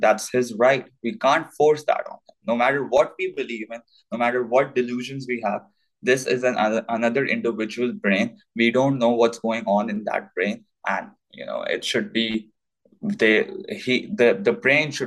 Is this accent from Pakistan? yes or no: yes; Pakistan; I was born in Pakistan